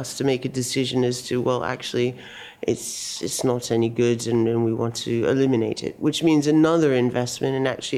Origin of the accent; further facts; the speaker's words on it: United States; moved away as an adult; now in United Kingdom; I've been living in this country for 25 years, but I'm originally from America. I have both passports, by the way.